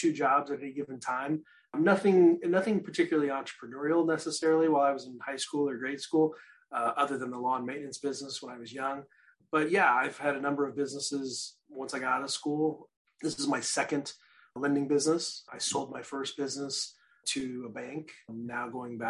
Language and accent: English; Midwest, United States; I grew up in the Midwest, so we cut grass in the spring and summer